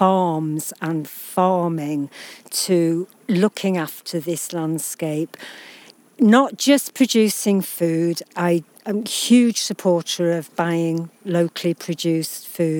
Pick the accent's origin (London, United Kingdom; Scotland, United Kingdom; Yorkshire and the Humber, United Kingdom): Yorkshire and the Humber, United Kingdom; We grew up in the West Riding, that's right.